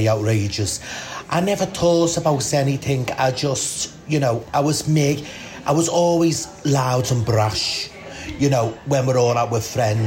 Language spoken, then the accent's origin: English; Liverpool, North West England, United Kingdom; I am born and bred from Scotland Road